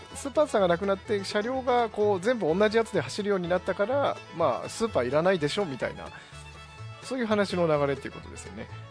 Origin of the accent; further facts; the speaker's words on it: Sendai, Miyagi, Japan; moved away; うちの実家がまあ仙台にあって、